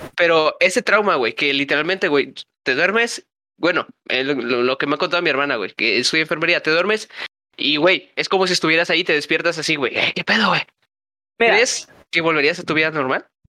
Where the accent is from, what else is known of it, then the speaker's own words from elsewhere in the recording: Mexico; somos mexicanos